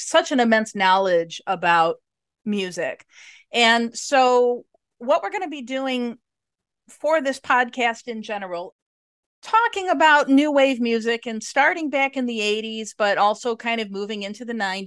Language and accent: English; Chicago suburbs, Illinois, United States; I'm in Chicago. Grew up in the suburbs